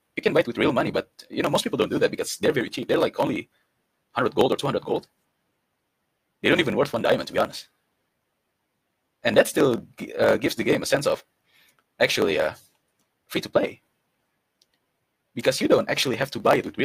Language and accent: English; Indonesia; I come from Indonesia